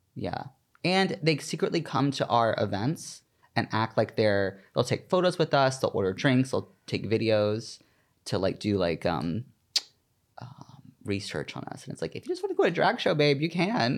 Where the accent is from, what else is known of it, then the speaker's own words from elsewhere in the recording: the South, United States; now in New York City, United States; I'm from the South